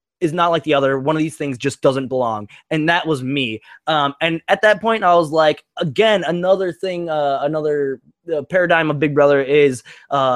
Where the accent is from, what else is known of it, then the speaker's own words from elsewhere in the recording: St. Francis, Minnesota, United States; I'm from St. Francis, Minnesota, I'm a proud delivery pizza boy